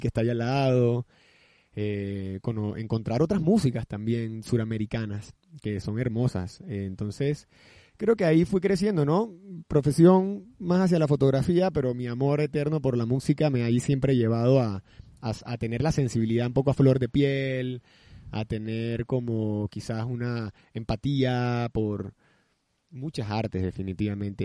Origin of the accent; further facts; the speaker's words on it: Barranquilla, Atlántico, Colombia; now in Panama; soy barranquillero, pero mi madre es paisa.